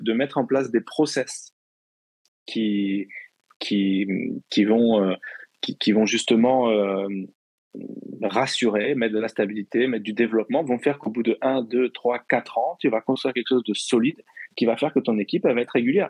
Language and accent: French; Normandy, France; je suis normand.